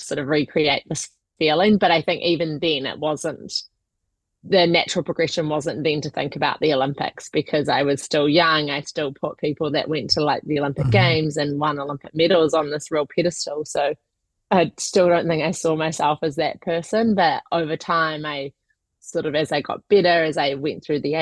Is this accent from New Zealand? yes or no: yes; New Zealand; moved away as an adult; now in United Kingdom; I'm originally from New Zealand, born and raised there up until about 2 years ago when I moved to the UK.